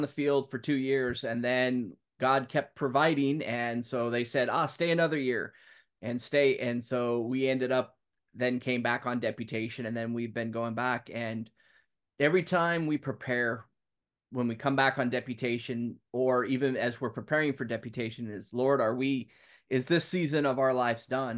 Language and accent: English; Talent, Oregon, United States; moved away as an adult; now in Ireland; I grew up down in Southern Oregon in Talent Friends Church.